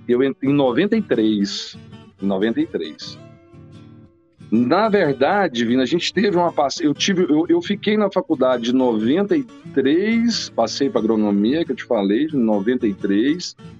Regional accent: near Rio Verde, Goiás, Brazil; é aqui perto de Rio Verde. Então, na verdade, foi o lugar onde eu fui criada a infância inteira

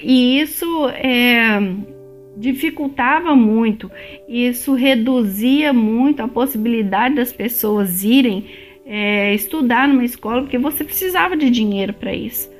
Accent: Belo Horizonte, Minas Gerais, Brazil; moved away as an adult; now in Canada; eu sou de BH

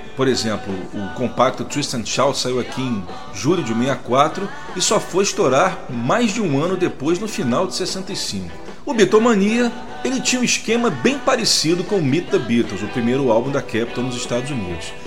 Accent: Brazil; eu sendo brasileiro

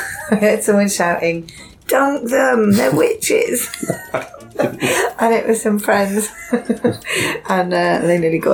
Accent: Bristol, South West England, United Kingdom; My hometown is Bristol

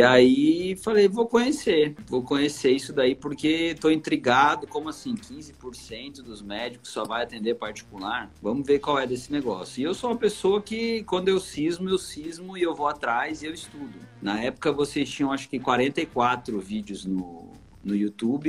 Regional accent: Taubaté, São Paulo, Brazil; moved away as an adult; also born or lived in Rio de Janeiro / Miami, United States; now in Campo Grande, Brazil; eu sou de São Paulo, interior de São Paulo, sou de Taubaté

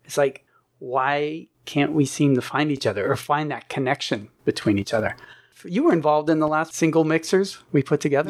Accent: Pittsburgh, Pennsylvania, United States; moved away as an adult; also born or lived in Fairfield, Iowa; now in Ashland, United States; I moved out west from Pittsburgh, Pennsylvania, is I remember I grew up in Pennsylvania

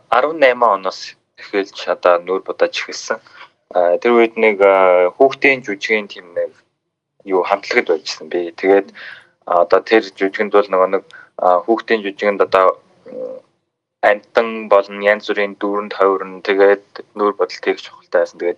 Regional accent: Xilingol League, West Sonid Banner, Inner Mongolia, China; Би Өвөр Монгол нутагтай. Өвөр Монголын Хилийн гол аймгийн Баруун сүнд шугаар нутагтай. Тэгээд аа би одоо өнөө жил 24-тэй.

